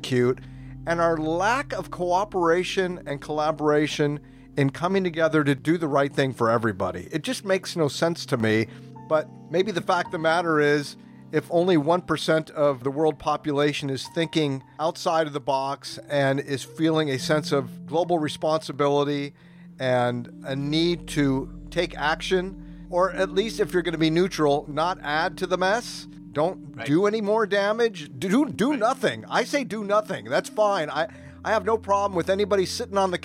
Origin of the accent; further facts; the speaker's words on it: United States; now in Vietnam; I am an American through and through